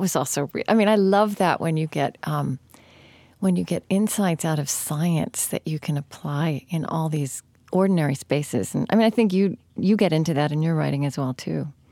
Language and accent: English; Oklahoma, United States; also born or lived in New England; now in upper Midwest, United States; I grew up in Oklahoma